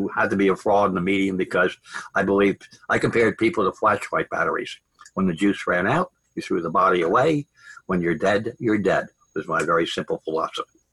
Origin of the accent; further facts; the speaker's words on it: Long Island, Manhattan, New Jersey, Northeast, United States; I grew up on Long Island and in Manhattan, New Jersey, Northeast, in other words